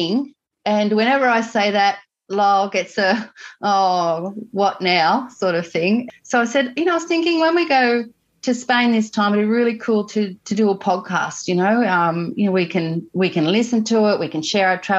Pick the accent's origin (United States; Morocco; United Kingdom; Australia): Australia; country New South Wales; also born or lived in Sunshine Coast, Queensland; now in Queensland, Australia; I grew up in country New South Wales, which is we live in Queensland now